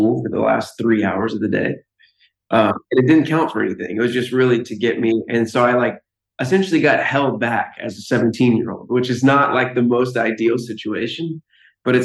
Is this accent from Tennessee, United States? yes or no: no; Lafayette, Louisiana, United States; I'm from Louisiana, and the high school I went to is in Louisiana also